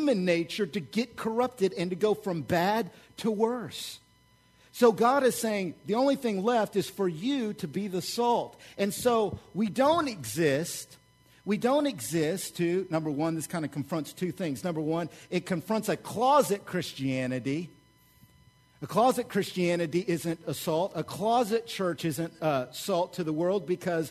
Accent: Oklahoma, United States; I grew up in Oklahoma

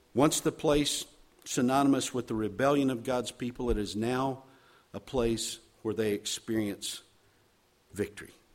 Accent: Charlotte, North Carolina, United States; moved away; also born or lived in Chicagoland; serving as pastor in Charlotte, my hometown.

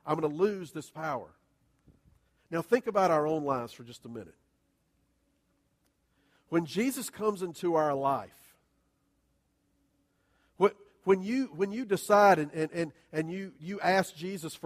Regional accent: Southern, United States; we're all Southern churchgoers

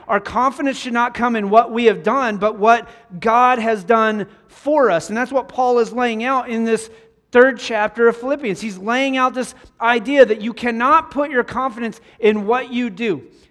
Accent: Wyoming, United States; moved away; growing up in Wyoming, we would get snow

